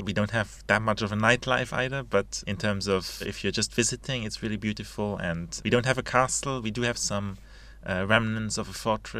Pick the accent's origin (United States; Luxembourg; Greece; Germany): Luxembourg; English is a second language; moved away as an adult; also born or lived in Edinburgh, United Kingdom; now in United Kingdom; I'm from Luxembourg originally.